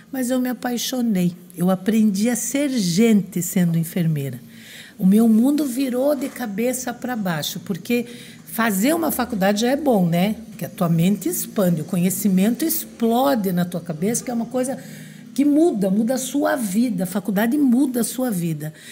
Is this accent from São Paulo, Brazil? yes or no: no; Francisco Beltrão, Paraná, Brazil; born there; eu fui trabalhar no interior do Paraná, no, em Francisco Beltrão, onde eu nasci